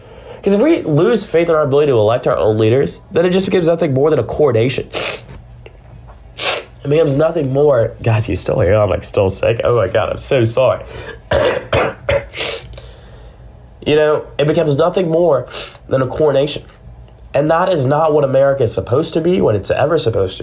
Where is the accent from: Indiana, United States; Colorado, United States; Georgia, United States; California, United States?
Georgia, United States; Augusta; moved away as an adult; also born or lived in Alabama; I am from Georgia. Literally, born and raised in Augusta, home of the Masters